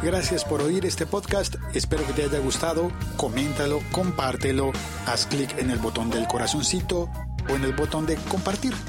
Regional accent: Bogotá, Colombia; en Bogotá pues tenemos a Santa Fe y Millonarios

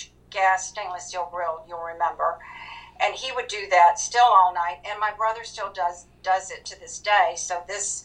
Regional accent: Lake City, South Carolina, United States; moved away as an adult; also born or lived in Las Vegas / New Orleans / Washington, D.C. / Albuquerque, New Mexico; now in Somerville, United States; I am from Lake City

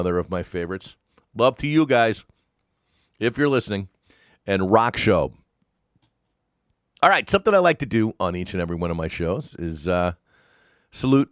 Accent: East Coast, United States; When I was growing up on the East Coast

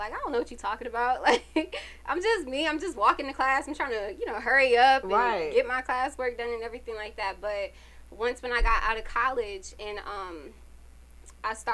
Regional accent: Connecticut, United States; now in Atlanta, United States; I'm from Connecticut

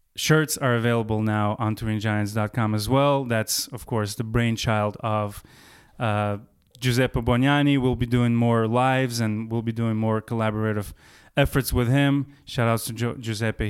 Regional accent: Baku, Azerbaijan; moved away; going back to my hometown of Baku, um, first time in about twenty years

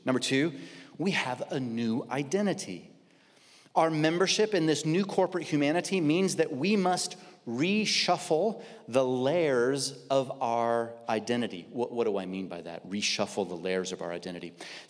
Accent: Midwest, United States; I am a male. I'm white. I grew up in the Midwest. I've been in California 14 years. I still am not used to palm trees.

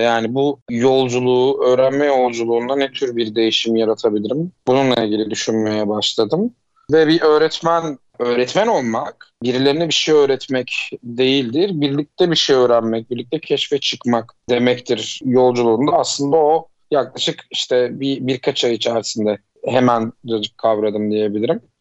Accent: Uşak, Uşak Province, Turkey; also born or lived in Eskişehir; Ben 1987 Uşak doğumluyum.

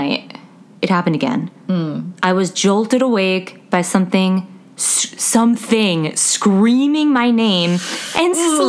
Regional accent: Illinois, United States; Anywho, I'm from North Illinois, and in the summer of 2011, I joined a study abroad program with Wheaton College.

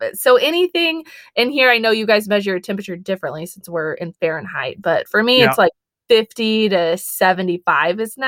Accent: Texas, United States; also born or lived in Colorado; I grew up in Texas.

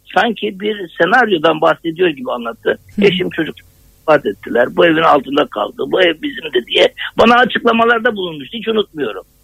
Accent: Adana, Turkey; ben Adanalıyım

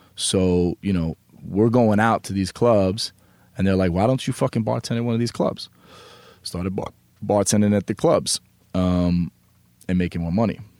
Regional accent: New York, United States; I grew up on the Upper East

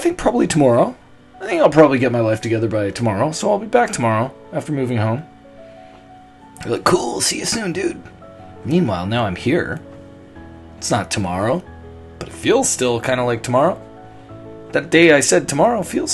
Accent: Toronto, Ontario, Canada; moved away as an adult; also born or lived in Los Angeles; So I'm almost at the 1 year mark of living here back in Toronto, my hometown.

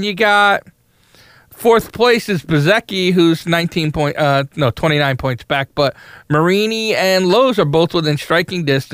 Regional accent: United States; I'm an American

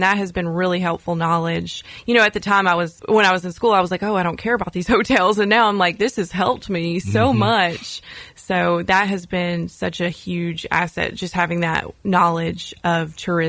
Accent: Gallatin, Tennessee, United States; also born or lived in Murfreesboro; Yeah, so I am from Gallatin. I've lived there most all of my life. And I went to Gallatin High School.

